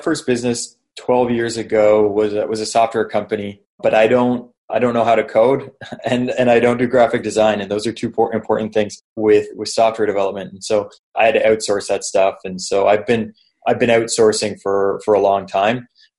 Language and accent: English; Canada; accent: Canadian; moved away as an adult; also born or lived in Toronto, Canada / Buenos Aires, Argentina; I was living back in Canada. So I'm Canadian. People probably noticed by the accent. So I was living in Canada, just in Toronto